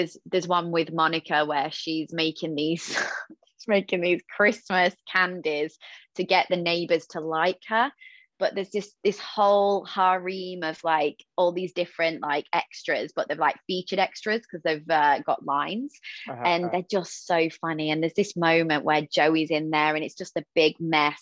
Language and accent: English; United Kingdom; as a Brit